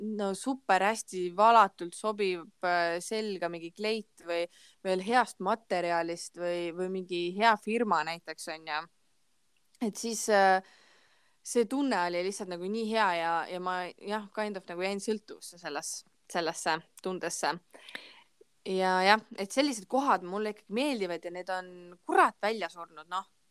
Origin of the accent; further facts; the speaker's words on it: Ida-Viru County, Estonia; ma olen onju Ida-Virumaalt